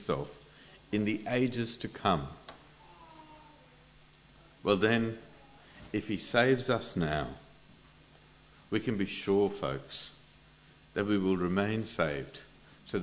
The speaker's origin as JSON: {"language": "English", "country": "India", "moved": "yes", "said": "I come from India"}